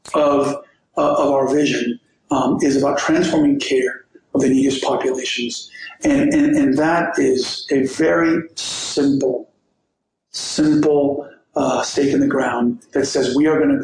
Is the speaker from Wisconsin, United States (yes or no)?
no; Miami, Florida, United States; We grew up in Liberty City in the first roughly decade of my life